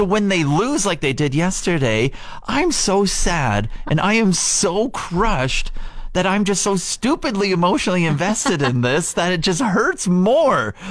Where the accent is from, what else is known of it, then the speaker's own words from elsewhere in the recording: Regina, Saskatchewan, Canada; moved away; I grew up in Regina